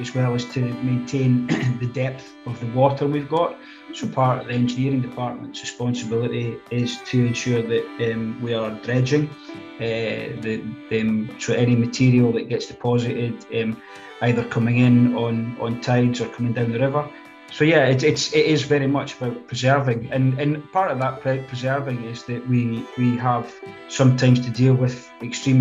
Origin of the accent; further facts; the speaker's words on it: Aberdeen, Scotland, United Kingdom; I was born in Aberdeen and raised in Aberdeen